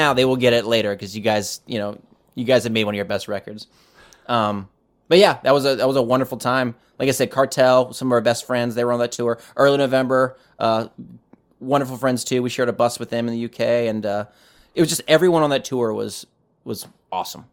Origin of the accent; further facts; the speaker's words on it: United States; I'm an American